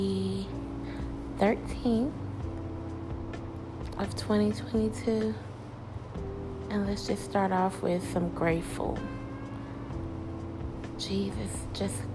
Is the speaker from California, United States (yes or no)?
no; Alabama, United States; moved away as an adult; also born or lived in Tennessee; I had to leave my home in Tennessee and go back to my hometown in Alabama